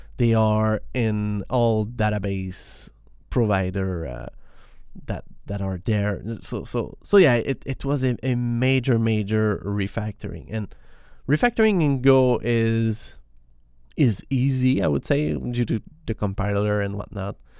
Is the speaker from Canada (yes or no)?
yes; Quebec, Canada; English is a second language; I am not a native English speaker. I am, I am from Quebec in Canada, and we speak French in here